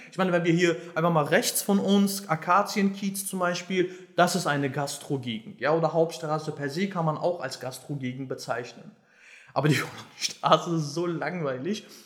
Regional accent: Berlin, Germany; Und ähm, ja, also ich bin quasi auch in Schöneberg groß geworden

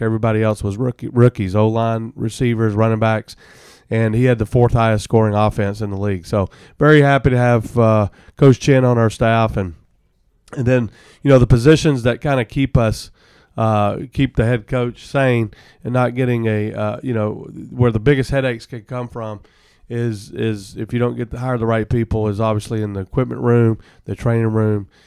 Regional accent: Alabama, United States; now in Arizona, United States; I'm originally from Alabama.

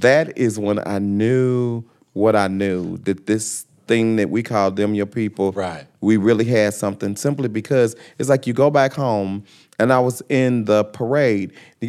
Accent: University City, Missouri, United States; being from University City, growing up in the Lube, going to Mizzou

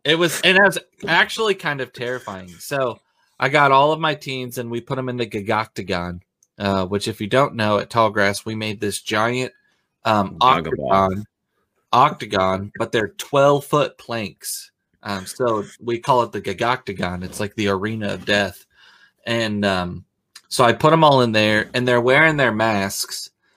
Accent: Oregon, United States; you forget that I came from Oregon. Everything is damp in Oregon. It is a moist state.

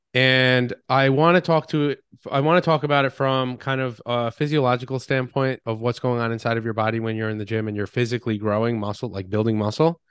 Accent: Long Island, New York, United States; moved away as an adult; also born or lived in Boston; I grew up on Long Island. I did what typical Long Islanders

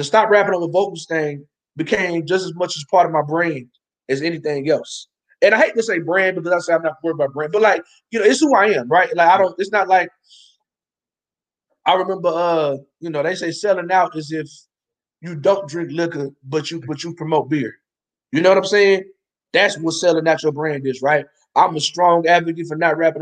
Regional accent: Ardmore, United States; Ardmore, my hometown

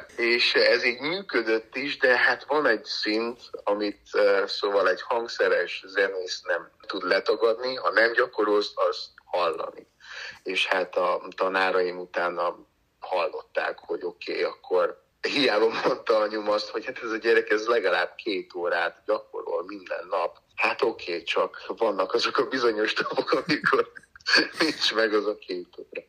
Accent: Slovakia; also born or lived in United States; now in Hungary; hiszen én felvidéken születtem, ugye, Csehszlovákiában

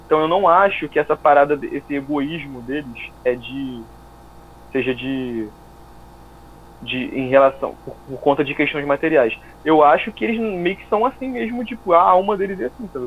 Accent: Rio de Janeiro, Brazil; moved away as an adult; now in United States; eu sou brasileiro, você sabe como é que eu falo

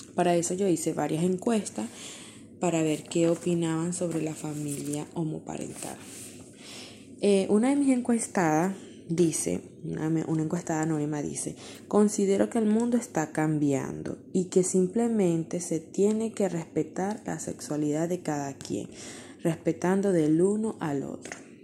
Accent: Venezuela; mi país, Venezuela

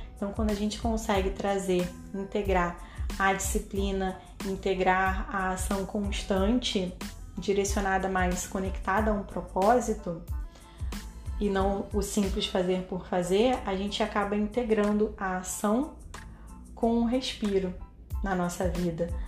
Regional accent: Brazil

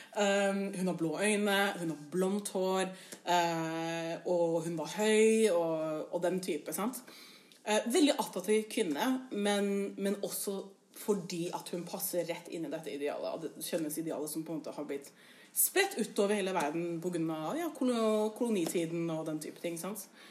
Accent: Oslo, Norway; now in Bergen, Norway; jeg er jo fra Oslo. Og jeg er jo fra østkanten i Oslo.

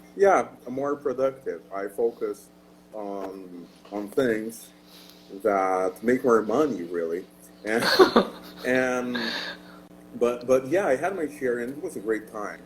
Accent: Rio de Janeiro, Brazil; Yes, I'm Brazilian. I'm born and raised in Rio de Janeiro, Brazil

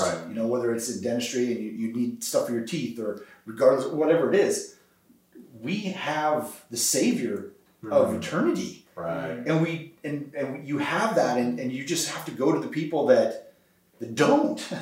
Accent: North Dakota, United States; now in Tulsa, United States; me growing up in North Dakota

